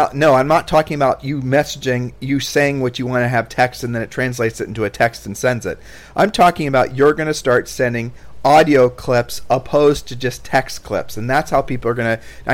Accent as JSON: {"language": "English", "town": "Columbus", "region": "Ohio", "country": "United States", "tie": "born or raised there", "moved": "as an adult", "lives_now": "Puerto Rico", "said": "growing up in Columbus as a poor kid"}